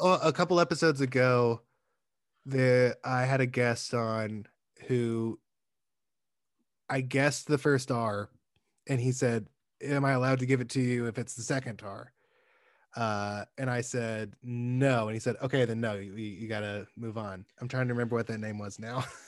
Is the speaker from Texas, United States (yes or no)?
no; Alabama, United States; moved away; I'm from Alabama originally